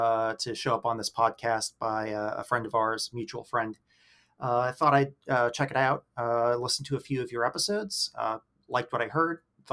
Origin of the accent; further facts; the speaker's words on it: Pittsburgh, Pennsylvania, United States; I'm from Pittsburgh. So, across the state from you.